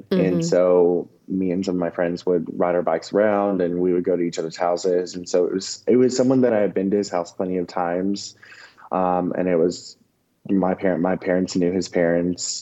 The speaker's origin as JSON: {"language": "English", "region": "the South", "country": "United States", "tie": "born or raised there"}